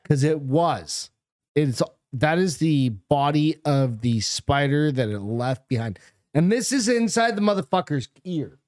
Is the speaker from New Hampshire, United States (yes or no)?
yes; Hampton, New Hampshire, United States; I grew up in New Hampshire